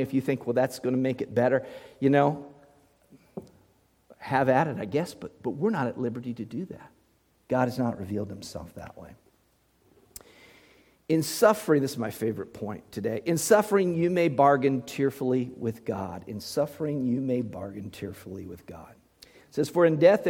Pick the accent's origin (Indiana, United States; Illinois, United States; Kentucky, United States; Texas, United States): Indiana, United States; Muncie; I was just a little boy in Muncie, Indiana, growing up in that repeatedly haunted house